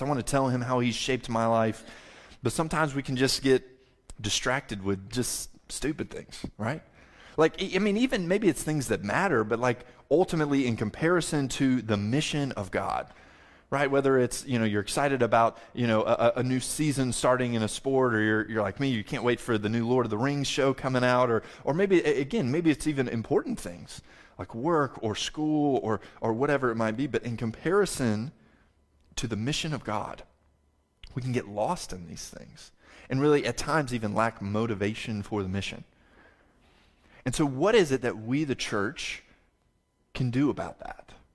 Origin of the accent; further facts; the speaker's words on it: the South, United States; I'm a Southerner